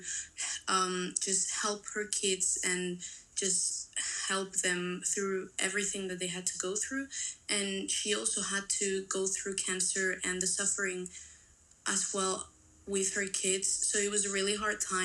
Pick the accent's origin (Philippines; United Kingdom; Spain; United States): Spain; I'm from Spain